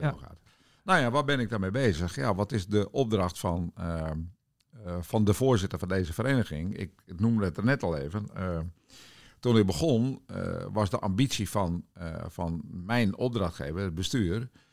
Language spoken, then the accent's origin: Dutch; Witmarsum, Friesland, Netherlands; moved away; Ik ben opgegroeid in eh, de wereldstad Witmarsum. Ja. Dat is een klein dorpje in het, in het noorden van Friesland tussen Bolsward en Sneek